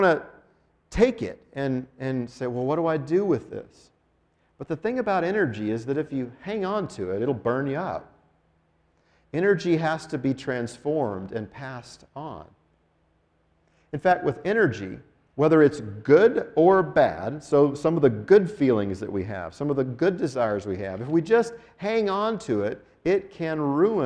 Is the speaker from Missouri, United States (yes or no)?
no; Denver, Colorado, United States; now in Albuquerque, United States; I grew up in Denver